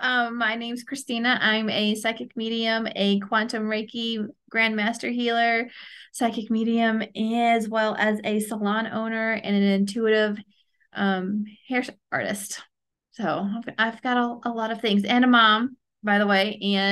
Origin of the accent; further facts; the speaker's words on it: St. Louis, Missouri, United States; now in Huntsville, United States; I'm originally from St. Louis, and so my family moved down here and everybody else moved away, and I'm here left.